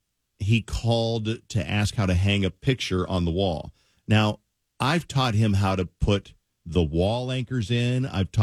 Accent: East Coast, United States; moved away; I grew up on the East Coast.

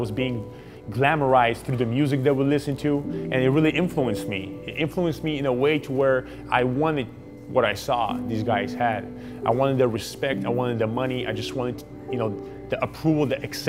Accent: Southern California, United States; also born or lived in Ukraine; I grew up in Southern California

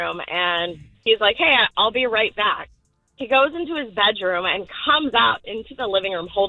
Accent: Hawaii, United States; now in Fall River, United States; I'm originally from Hawaii.

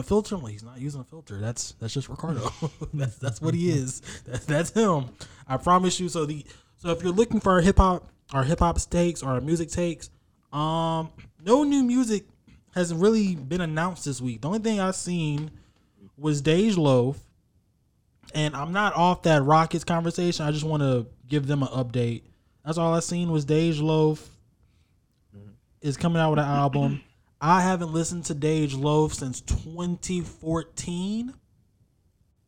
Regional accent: Texas, United States; I'm from Texas. We come from a different cloth.

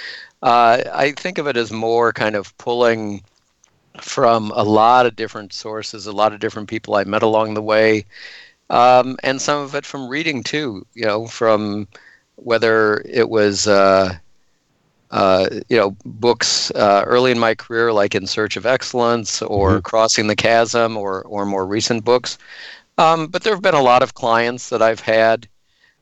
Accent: Northwest Illinois, United States; also born or lived in Rockford, Illinois / Michigan; For the first 12 years of my life, I grew up in a farm town of 800 people in in Northwest Illinois

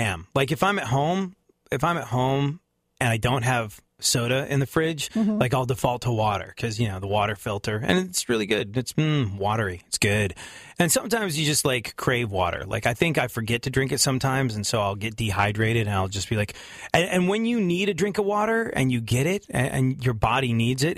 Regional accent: London, United Kingdom; growing up in London

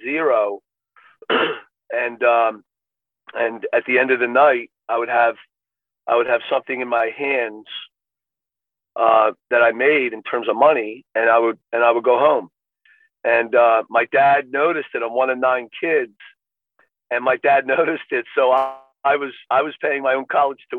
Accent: Philadelphia, Pennsylvania, United States; I grew up in Philadelphia, in the Philadelphia suburbs

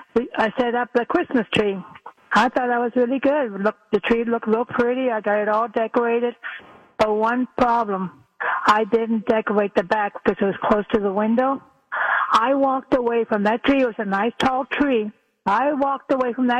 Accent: Fort Pierce, Florida, United States; moved away; also born or lived in Oxford; I grew up down in Fort Pierce, Florida

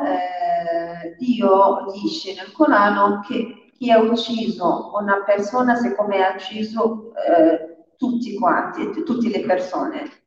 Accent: Morocco; Italian is a second language; moved away as an adult; now in Rome, Italy; io non posso tornare al mio paese, a vivere nel mio paese

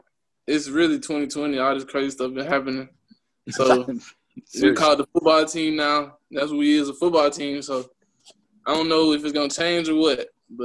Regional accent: California, United States; also born or lived in Oklahoma; because I'm really from California. That's where I was at first, and then moved to Oklahoma.

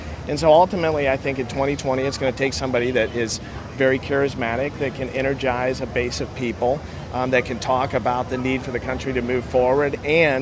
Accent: St. Louis, Missouri, United States; moved away; I grew up in St. Louis, Missouri

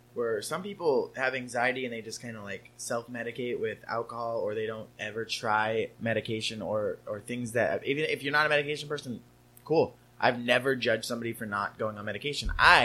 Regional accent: California, United States; There's always that like, well, I'm from Southern California, so I'm better than you vibe.

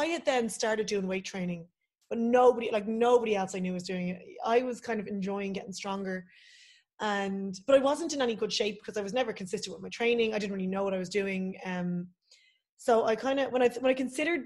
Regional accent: Swords, Leinster, Ireland; also born or lived in Portugal; I'm from Swords, like, so I'm north side.

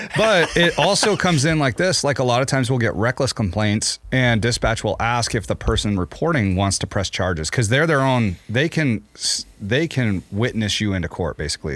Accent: Maine, United States; now in Montana, United States; when I was a kid, growing up in Maine

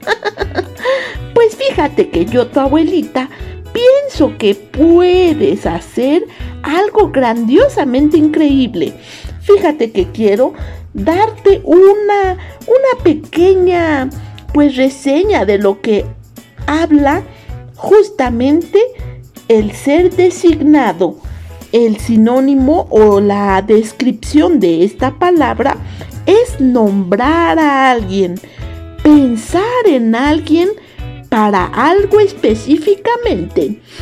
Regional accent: Mexico; also born or lived in Costa Rica

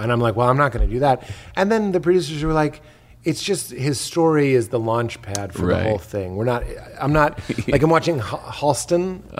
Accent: New England, United States; I'm from New England where we do candle pin bowling.

